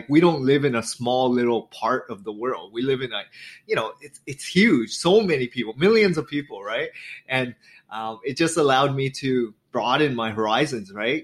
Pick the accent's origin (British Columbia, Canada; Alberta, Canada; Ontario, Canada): Ontario, Canada; an hour outside of Toronto; I lived an hour outside of Toronto, born and raised, fourth child of immigrant family